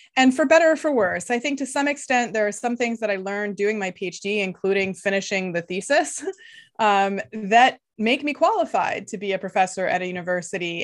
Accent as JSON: {"language": "English", "country": "Canada", "tie": "born or raised there", "first_language": "Lithuanian", "second_language": "English", "said": "So I grew up in Canada, uh, the child of immigrants from Lithuania. So until I was seven, I didn't speak any English"}